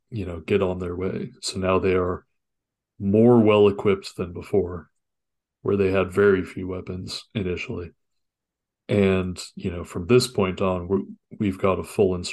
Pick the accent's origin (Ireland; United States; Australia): Ireland; You can tell we're both Irish because we didn't finish the books before